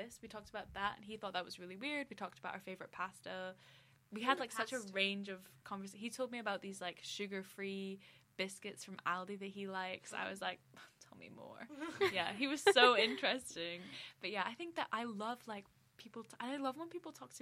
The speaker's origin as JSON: {"language": "English", "country": "United Kingdom", "tie": "born or raised there", "said": "I grew up here"}